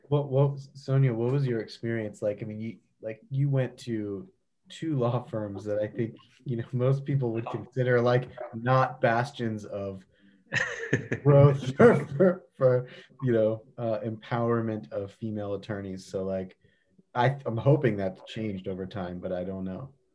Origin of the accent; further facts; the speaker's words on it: Baltimore, Maryland, United States; when I was growing up in Baltimore, we went to Hershey Park a lot.